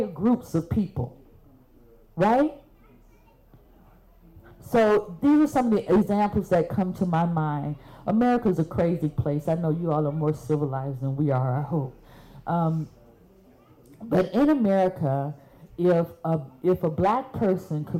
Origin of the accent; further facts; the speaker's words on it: Birmingham, Alabama, United States; I'm from Birmingham.